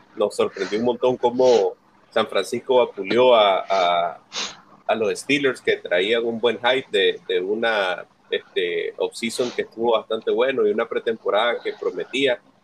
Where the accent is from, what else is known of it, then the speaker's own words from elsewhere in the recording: Nicaragua; Somos dos nicaragüenses